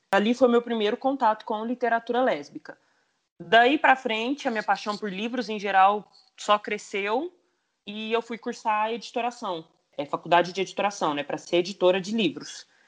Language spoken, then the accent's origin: Portuguese; Franca, São Paulo, Brazil; eu sou de Franca, do, do interior de São Paulo